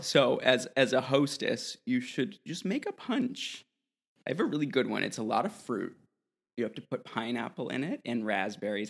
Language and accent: English; New England, United States; moved away; I grew up in New England, and there were always these Italian bakeries